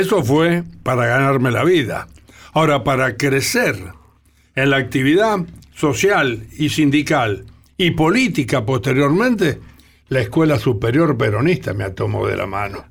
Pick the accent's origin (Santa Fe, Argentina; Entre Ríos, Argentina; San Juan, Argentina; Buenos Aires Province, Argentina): Buenos Aires Province, Argentina; Santos Lugares?, Tres de Febrero Partido; yo vivía vivo en Seis Peña, partido de 3 de febrero, soy bonaerense, me enorgullezco